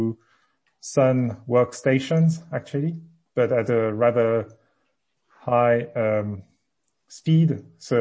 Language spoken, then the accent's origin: English; Le Havre, Normandy, France; moved away; also born or lived in various other places in France; I was born in Normandy in a city called Le Havre, which is near the sea. Grew up there, then moved with my family to various other places in France